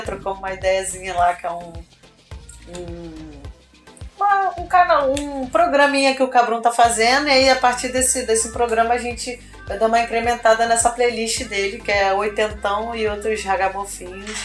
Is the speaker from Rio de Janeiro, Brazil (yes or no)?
yes; São João de Meriti, Rio de Janeiro, Brazil; E eu sou da Baixada Fluminense, sou de São João de Meriti